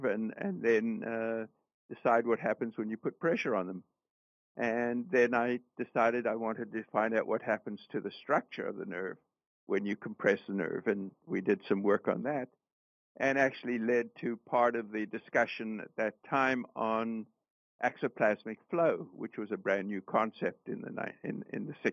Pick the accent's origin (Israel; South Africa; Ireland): South Africa; moved away as an adult; also born or lived in Canada; I was born in Canada and grew up in South Africa